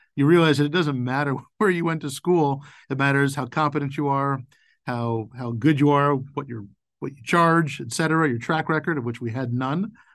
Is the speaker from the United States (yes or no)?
yes; Boca Raton, Florida, United States; moved away as an adult; also born or lived in North Carolina / Northeast US; I grew up retired in Boca Raton, Florida